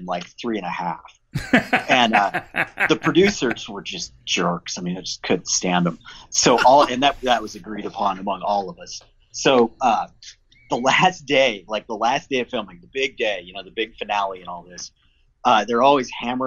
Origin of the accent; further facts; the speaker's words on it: Colorado, United States; I grew up in Colorado